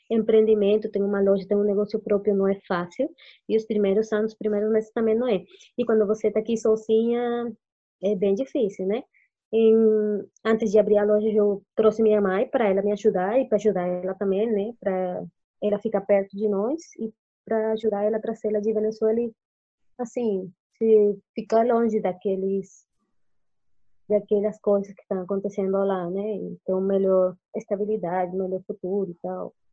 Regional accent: Colombia; Portuguese is a second language; now in Brazil; Café, que eu gosto do café, Colômbia e tal, que eu venho da Colômbia, o café é bom, aqui em Brasil também é bom café

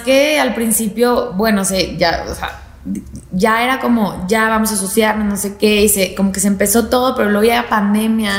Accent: Torreón, Coahuila, Mexico; estaba en mi casa en Torreón, soy de Torreón

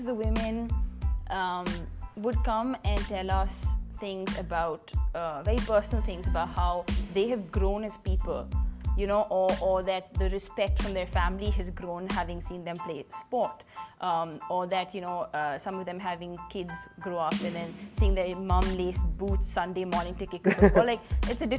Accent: Delhi, India; also born or lived in Punjab / Exeter, England; I'm from Delhi, born in Punjab, brought up in Delhi. So I've done all my schooling and undergraduation, everything in Delhi itself.

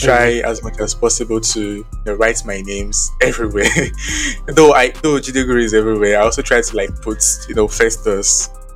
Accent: Cotonou, Littoral, Benin; also born or lived in Ogun State, Nigeria; my parents moved here when I was about 8 or 9 years old. So I've lived most of my life here in Cotonou

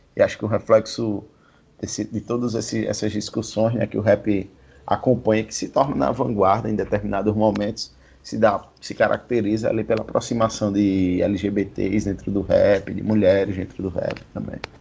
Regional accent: Maceió, Alagoas, Brazil; sou do Village

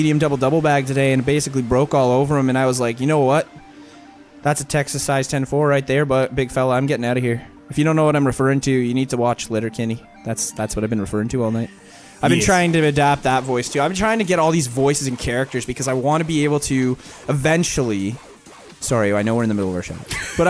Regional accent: India; I am not a Canadian. I am from India.

